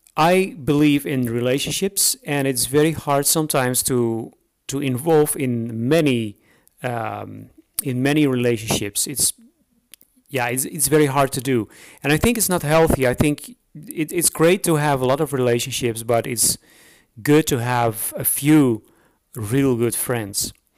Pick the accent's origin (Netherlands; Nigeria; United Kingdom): Netherlands; English is a second language; moved away as an adult; now in Romania; I'm uh, I'm Dutch, so I'm from the Netherlands. But I'm living now for about eight years